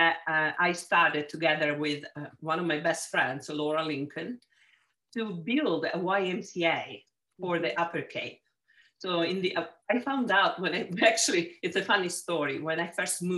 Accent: Palermo, Sicily, Italy; accent: Italian; English is a second language; moved away as an adult; also born or lived in Genoa, Italy; now in United States; I was born and raised in Sicily, in Palermo

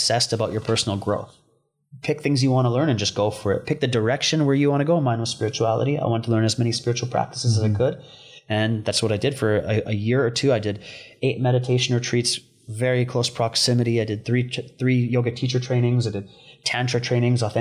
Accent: Vancouver, British Columbia, Canada; moved away as an adult; now in Bali, Indonesia; I was a product of my environment growing up in East Vancouver

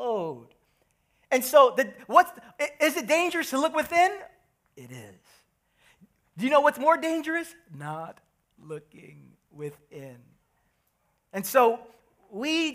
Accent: New York City, New York, United States; I'm from Brooklyn

